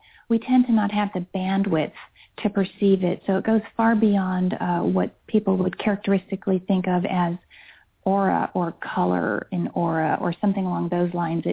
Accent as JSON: {"language": "English", "region": "Hesse", "country": "Germany", "tie": "born or raised there", "also_born_or_lived": "Switzerland", "moved": "yes", "said": "I grew up in Germany and in Switzerland, but Germany is where I really experienced this the most"}